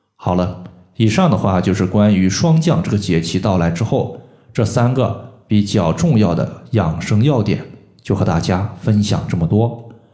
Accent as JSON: {"language": "Chinese", "country": "China", "said": "我们中国人"}